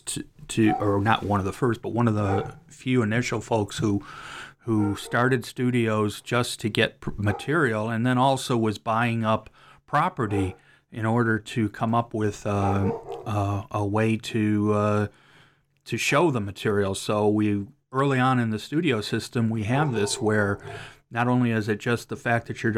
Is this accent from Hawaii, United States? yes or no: no; Cleveland, Ohio, United States; moved away; I'm from Cleveland, although I don't live there right now